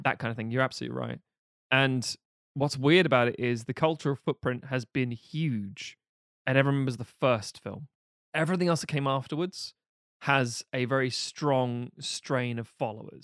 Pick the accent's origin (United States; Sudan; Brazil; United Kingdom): United Kingdom; a British person